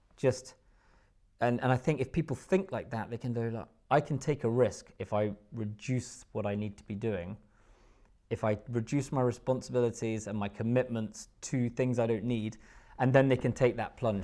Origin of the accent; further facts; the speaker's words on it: Haddington, Scotland, United Kingdom; moved away as an adult; also born or lived in Musselburgh / Australia / London; I grew up in Haddington, which is, uh, just about twenty minutes w, w, east of Edinburgh